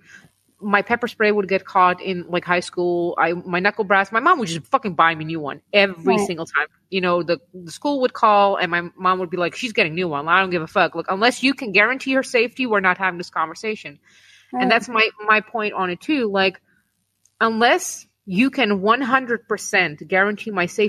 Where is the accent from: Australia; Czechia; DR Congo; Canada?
Czechia; moved away; I come from Czech Republic